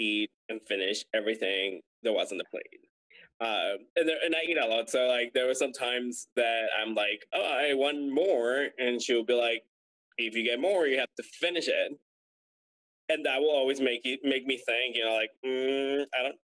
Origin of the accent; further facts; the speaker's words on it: Guatemala; now in United States; I'm from Guatemala